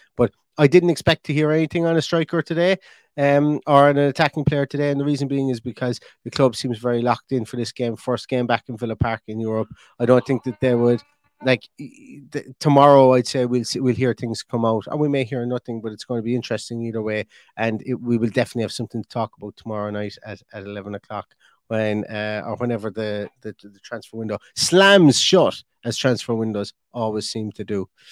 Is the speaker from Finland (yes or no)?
no; Ireland; I'm an Irishman